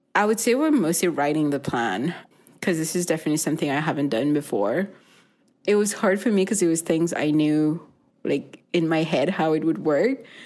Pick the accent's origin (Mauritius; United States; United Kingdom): Mauritius; now in Winnipeg, Canada; I grew up in Mauritius